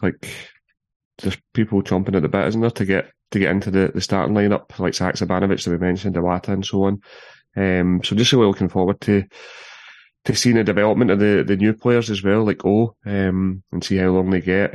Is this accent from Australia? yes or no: no; Paisley, Scotland, United Kingdom; I'm from Paisley